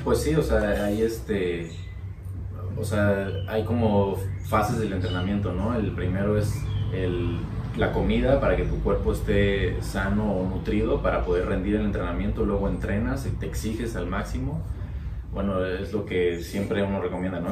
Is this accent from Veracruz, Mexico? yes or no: yes; Veracruz, Mexico; en mi pueblo